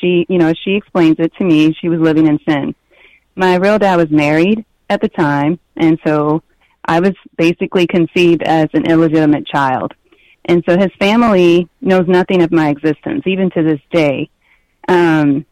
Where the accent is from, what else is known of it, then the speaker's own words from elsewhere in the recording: New Orleans, Louisiana, United States; We lived uptown in an area called Uptown